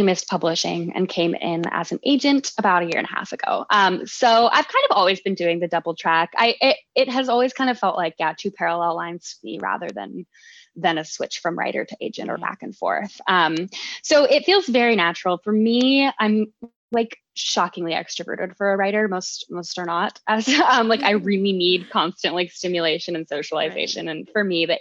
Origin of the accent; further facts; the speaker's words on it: Colorado, United States; When I was growing up, I grew up in Colorado